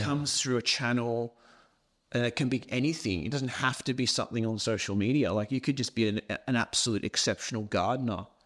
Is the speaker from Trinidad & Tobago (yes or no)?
no; Australia; accent: thick Scottish accent; also born or lived in Scotland; I moved from Scotland to Australia